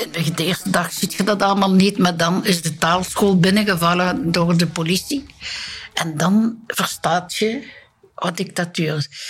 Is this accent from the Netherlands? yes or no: no; Bree, Flanders, Belgium; ik ging dan soms praten met een priester bij ons op de Gerkenberg in Breedus